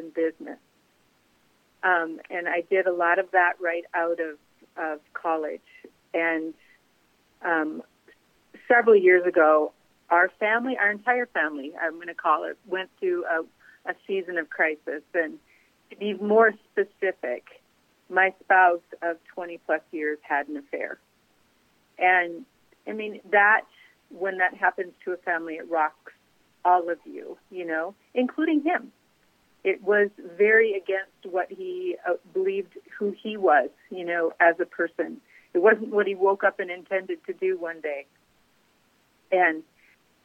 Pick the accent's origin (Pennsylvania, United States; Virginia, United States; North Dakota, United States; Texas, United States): North Dakota, United States; Grand Forks; also born or lived in Cincinnati, Ohio; now in South Carolina, United States; I grew up in Grand Forks, North Dakota